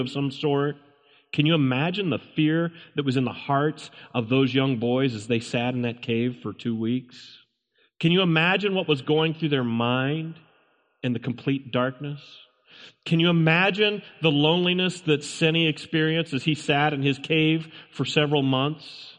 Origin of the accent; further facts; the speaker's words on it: Hannibal, Missouri, United States; I remember as a boy, I grew up in the Hannibal, Missouri area